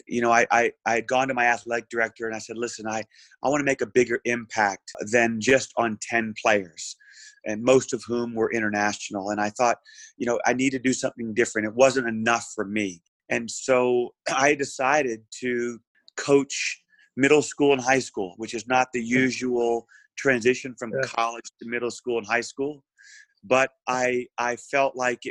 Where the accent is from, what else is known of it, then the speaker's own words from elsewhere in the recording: New Orleans, Louisiana, United States; moved away as an adult; also born or lived in Arkansas; grew up in New Orleans, Louisiana